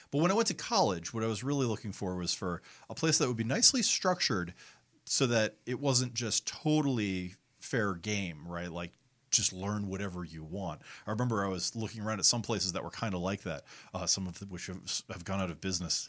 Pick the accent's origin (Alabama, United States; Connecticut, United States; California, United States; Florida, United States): Connecticut, United States; I grew up in Connecticut